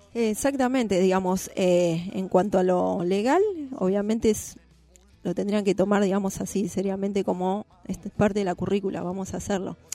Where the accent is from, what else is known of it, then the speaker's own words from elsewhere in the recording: Buenos Aires, Argentina; Yo soy de Lugano Unidos, nacida en, Lugano, Unidos